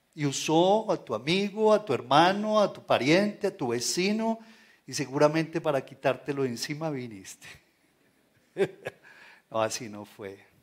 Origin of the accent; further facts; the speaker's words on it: Colombia; tenemos que levantar nuestra bandera como colombianos